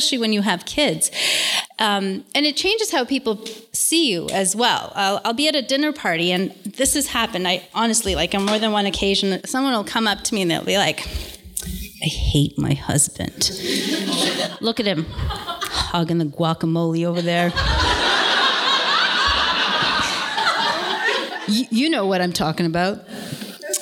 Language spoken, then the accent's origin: English; Toronto, Ontario, Canada; I was born and raised in Toronto.